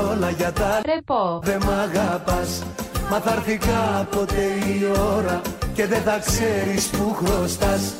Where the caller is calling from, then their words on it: Heraklion, Crete, Greece; από το Ηράκλειο τη Κρήτη.